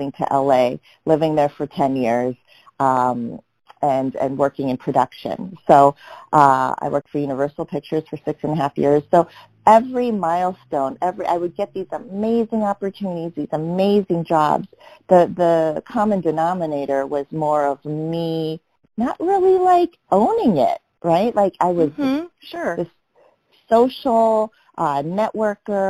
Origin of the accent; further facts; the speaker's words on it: Omaha, Nebraska, United States; moved away; also born or lived in New York; I grew up in Omaha, Nebraska